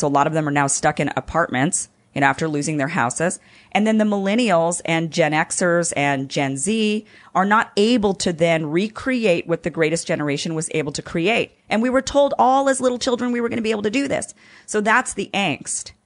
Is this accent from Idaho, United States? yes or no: yes; Idaho, United States; now in Los Angeles, United States; I'm from Idaho